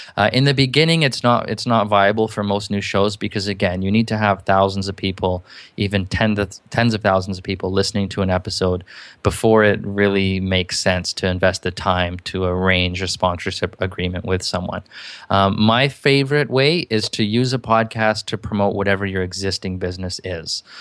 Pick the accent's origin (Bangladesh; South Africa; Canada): Canada; I'm from Canada